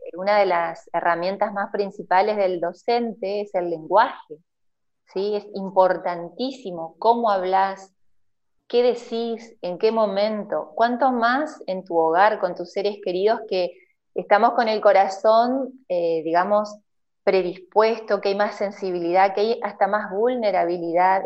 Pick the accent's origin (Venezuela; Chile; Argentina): Argentina; Aldea Protestante, Entre Ríos; also born or lived in Diamante / Viale; now in Aldea San Antonio, Argentina; soy nacida en Diamante, criada en la ah, aldea protestante y termino adoptándome en Viale